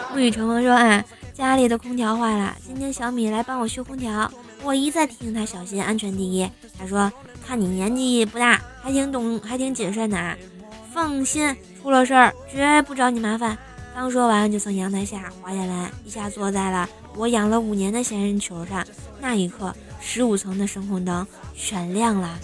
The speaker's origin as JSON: {"language": "Chinese", "region": "Tianjin", "country": "China", "moved": "yes", "said": "我是天津的妈"}